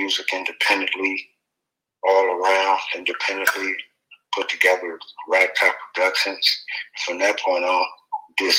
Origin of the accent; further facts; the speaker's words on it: San Francisco, California, United States; being from Frisco